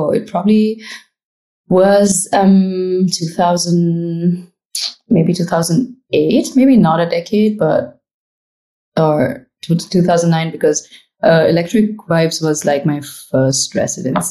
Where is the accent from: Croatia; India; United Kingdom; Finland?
India; Pune, Maharashtra; also born or lived in Chennai; now in Dubai, United Arab Emirates; I am from Pune, which is close to Mumbai, southeast of Mumbai. It's called the Oxford of the East. Lots of universities and schools. So like a really young town. That's where I grew up